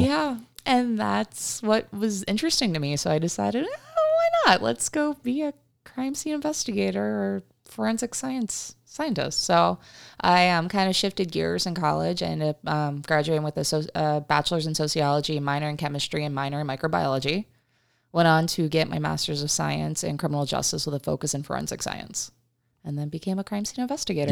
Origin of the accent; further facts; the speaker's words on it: Uniontown, Pennsylvania, United States; moved away as an adult; now in Arizona, United States; I grew up, um, in, outside of Pittsburgh, Pennsylvania